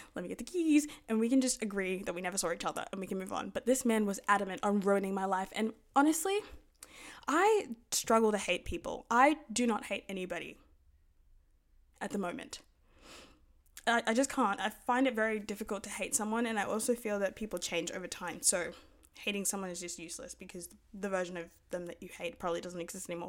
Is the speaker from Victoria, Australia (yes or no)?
no; Sydney, New South Wales, Australia; we're from Sydney